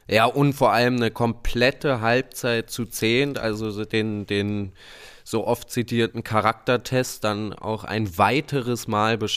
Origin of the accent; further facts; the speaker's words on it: Berlin, Germany; Also ich muss echt sagen, ich auch als Berliner nicht so leicht zu sagen